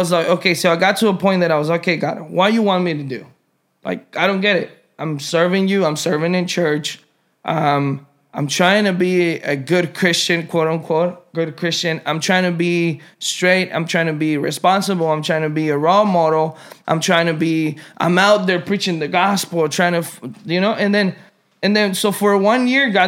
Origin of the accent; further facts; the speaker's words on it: Mexico; now in United States; I was born here, but I was raised in Mexico